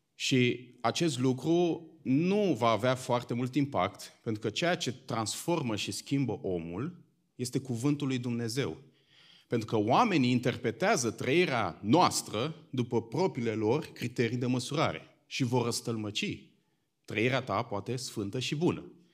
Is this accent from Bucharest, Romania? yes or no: yes; Bucharest, Romania; eu sunt din București